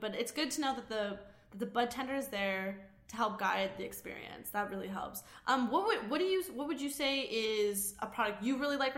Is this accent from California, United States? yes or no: no; Colorado, United States; I'm from Colorado